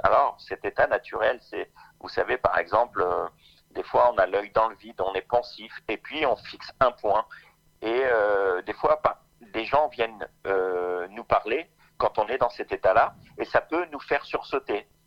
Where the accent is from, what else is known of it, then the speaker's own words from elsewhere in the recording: Orléans, Centre-Val de Loire, France; je suis d'Orléans